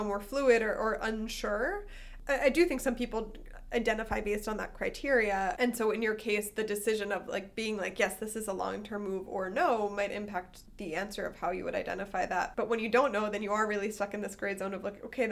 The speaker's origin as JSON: {"language": "English", "region": "Northeast", "country": "United States", "tie": "born or raised there", "also_born_or_lived": "the South (US) / the Midwest (US)", "moved": "as an adult", "lives_now": "Germany", "said": "I grew up in the Northeast, then I moved to the South for a while"}